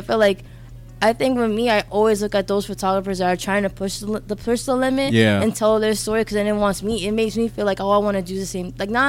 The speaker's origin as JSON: {"language": "English", "region": "New York", "country": "United States", "said": "I'm just from New York."}